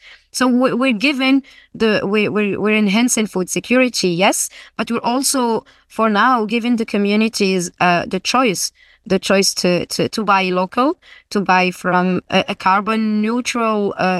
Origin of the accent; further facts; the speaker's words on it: Guelmim-Oued Noun, Morocco; I'm from the Gulmim region. I grew up there.